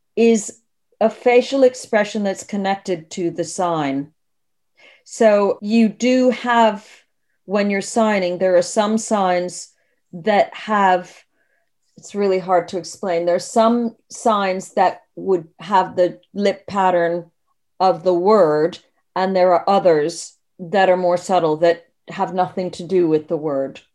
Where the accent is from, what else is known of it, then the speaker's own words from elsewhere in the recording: United States; now in United Kingdom; I'm originally American. I've lived in the U K for forty-two years now.